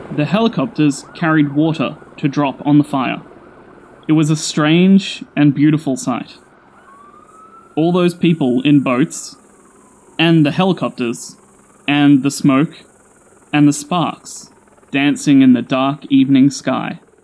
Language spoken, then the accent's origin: English; Sydney, New South Wales, Australia; I'm an Aussie. I grew up in Sydney, that's the biggest city in Australia.